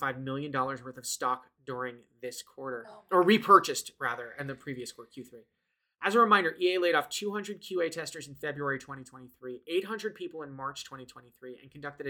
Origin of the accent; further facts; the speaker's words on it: New Jersey, United States; I'm from Jersey